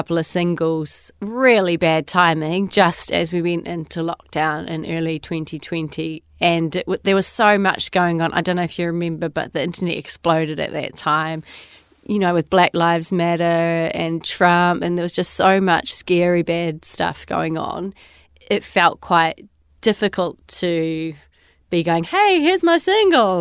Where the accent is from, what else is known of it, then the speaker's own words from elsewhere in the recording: Wanaka, Otago, New Zealand; also born or lived in London, United Kingdom; now in Nelson, New Zealand; I'm from Wanaka, so the deep south. Obviously, a beautiful place, and again, I was really lucky to grow up there